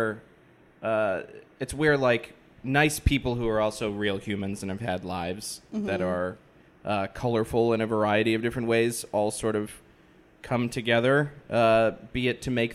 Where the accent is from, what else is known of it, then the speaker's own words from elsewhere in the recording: Massachusetts, United States; moved away; I hail from Massachusetts originally.